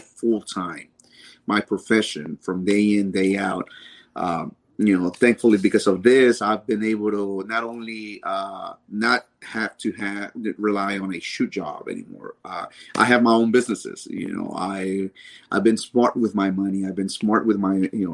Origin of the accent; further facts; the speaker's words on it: Dallas, Texas, United States; also born or lived in Mexico; my hometown